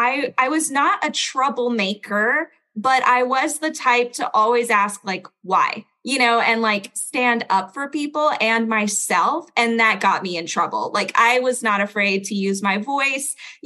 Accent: Belgium; accent: standard American; also born or lived in United States; So I was born in Belgium. I was raised in like 6 different countries before moving to the United States. So I'm like Belgian American. That's why I have no accent.

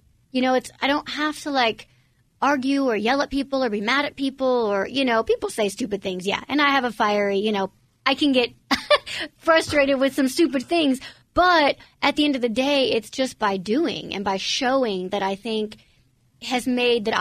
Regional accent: United States; my biological parents were born and raised in Romania. I was actually born in the States.

